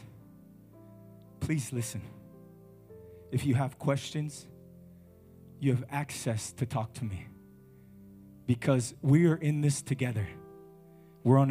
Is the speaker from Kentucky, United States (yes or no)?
no; California, United States; now in Ghana; I come from America, from the state of California, from the mountains. That's where I'm from.